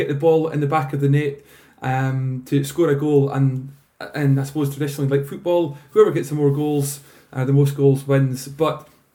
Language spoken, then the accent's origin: English; Spean Bridge, Scotland, United Kingdom; I grew up in Speen Bridge, a village just 10 miles north of Fort William